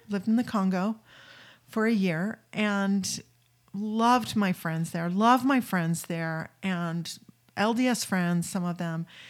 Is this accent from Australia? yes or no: no; St. Louis, Missouri, United States; moved away; also born or lived in California / Wyoming / Utah / New Jersey; I was raised in Saint Louis, but then I've lived most, you know, in California, Wyoming, Utah